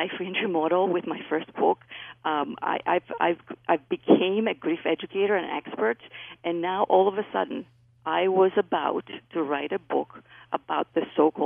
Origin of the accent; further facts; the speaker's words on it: Greece; accent: Greek; moved away; I was raised in Greece. That's where my accent is from.